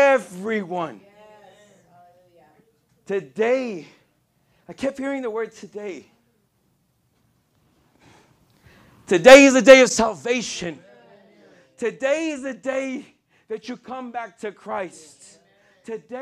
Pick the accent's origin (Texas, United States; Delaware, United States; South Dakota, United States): Texas, United States; El Paso; moved away; I'm from El Paso, Texas, if you guys don't know. I grew up in the hood